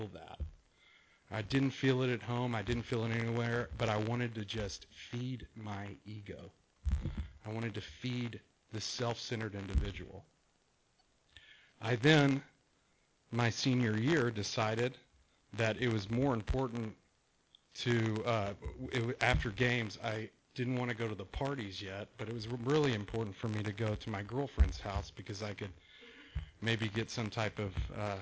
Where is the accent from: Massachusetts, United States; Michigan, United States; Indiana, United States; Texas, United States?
Texas, United States; now in Rancho Santa Margarita, United States; the coolest kid in Texas